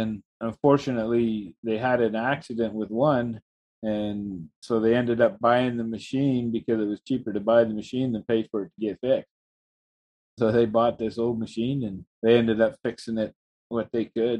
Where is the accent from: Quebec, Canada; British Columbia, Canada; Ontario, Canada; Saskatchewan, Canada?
British Columbia, Canada; Fort St. John; also born or lived in Moses Lake, Washington / Charlie Lake; growing up in Fort St. John, I watched a lot of things change